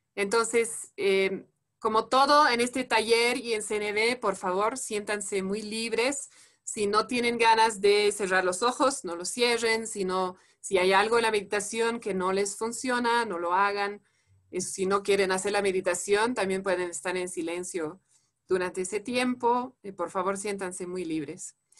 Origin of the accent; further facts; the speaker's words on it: France; Spanish is a second language; moved away as an adult; now in Bolivia; soy francesa